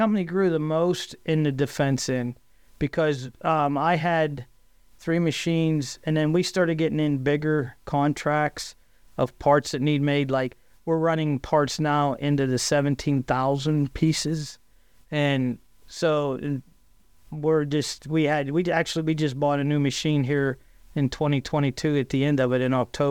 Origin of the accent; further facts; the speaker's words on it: Johnstown, Pennsylvania, United States; I grew up in Johnstown. Actually, I lived out in the country by the North Fork Dam.